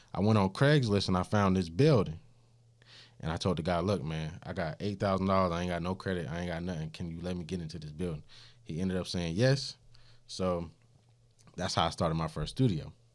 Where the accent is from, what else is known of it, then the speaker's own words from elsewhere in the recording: Augusta, Georgia, United States; I'm from Augusta, Georgia.